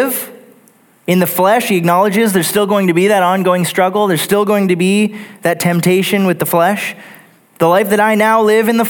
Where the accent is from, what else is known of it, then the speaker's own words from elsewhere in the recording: Texas, United States; Growing up in Texas, I worked several different manufacturing jobs in Houston right out of high school for a few years